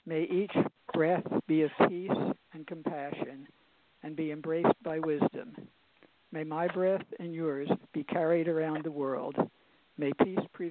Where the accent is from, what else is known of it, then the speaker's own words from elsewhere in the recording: Philadelphia, Pennsylvania, United States; now in Harrisburg, United States; I was born in Philadelphia, and I grew up nearby.